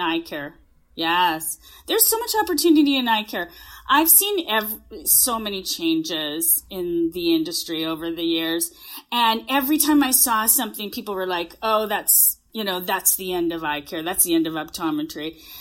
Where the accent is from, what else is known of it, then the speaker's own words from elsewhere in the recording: Canada; I am a Canadian. I'm, I am sitting in a hotel room in Calgary right now, but yes, I'm a Canadian